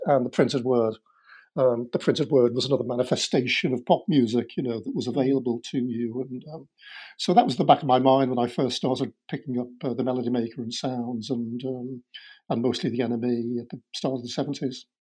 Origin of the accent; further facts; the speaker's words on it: Liverpool, North West England, United Kingdom; growing up in Liverpool in uh, the sixties